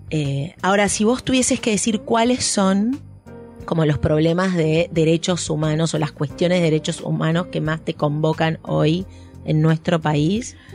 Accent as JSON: {"language": "Spanish", "region": "Buenos Aires", "country": "Argentina", "accent": "porteño", "said": "lo peor que podía hacer yo era que se me notara mi acento porteño"}